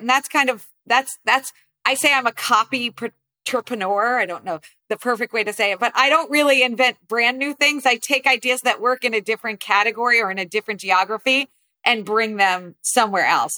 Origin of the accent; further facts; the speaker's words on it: New Jersey, United States; I grew up primarily in New Jersey